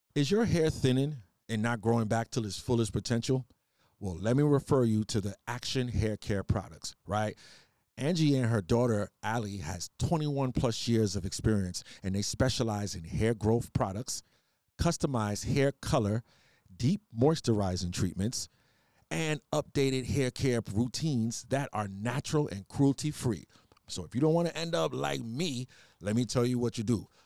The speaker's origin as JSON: {"language": "English", "town": "New York City", "region": "New York", "country": "United States", "moved": "yes", "said": "I'm from New York, too, originally"}